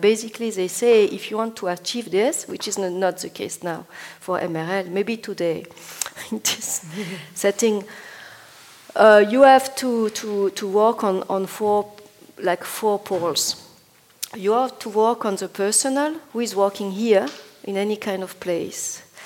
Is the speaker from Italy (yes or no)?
yes; Bologna, Emilia-Romagna, Italy; I'm from Bologna